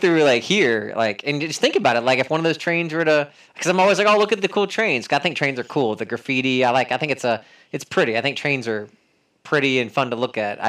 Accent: North Carolina, United States; I'm from North Carolina all my life

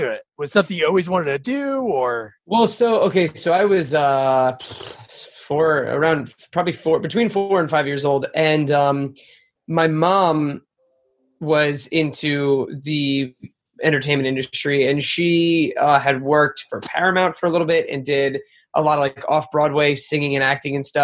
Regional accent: Marlboro, New Jersey, United States; born or raised there; moved away as an adult; now in New York City, United States

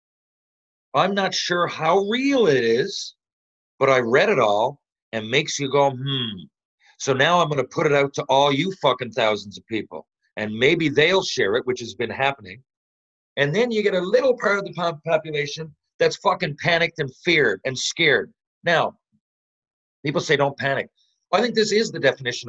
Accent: Canada; I'm just a Canadian

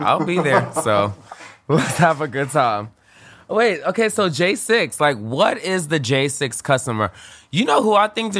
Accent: New York City, New York, United States; born or raised there

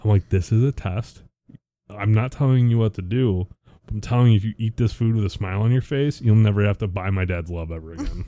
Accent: Buffalo, New York, United States; moved away; we're from the Buffalo area originally

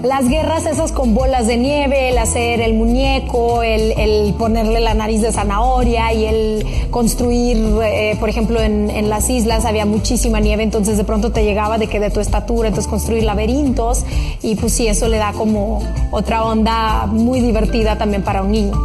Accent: Russia; now in Mexico; siendo una niña rusa

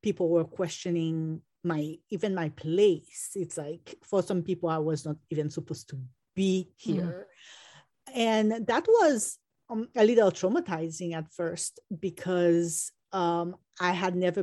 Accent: Port-au-Prince, Ouest, Haiti; I come from Port-au-Prince, Haiti

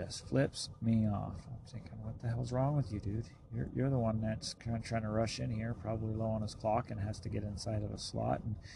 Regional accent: the West, United States; I'm from the West, so I'm used to seeing nobody on the road

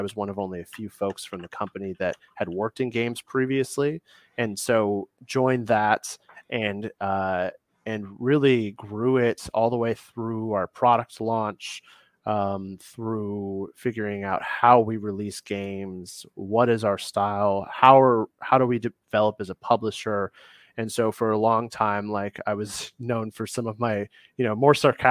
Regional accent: Midwest, United States; I'm from the Midwest

